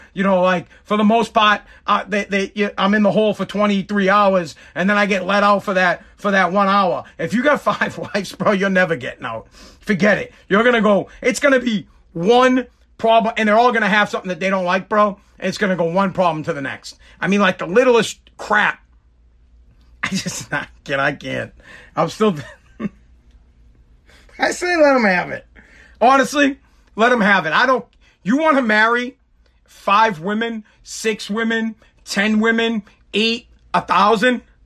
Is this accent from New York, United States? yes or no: no; Massachusetts, United States; also born or lived in Revere, Massachusetts; I'm from Massachusetts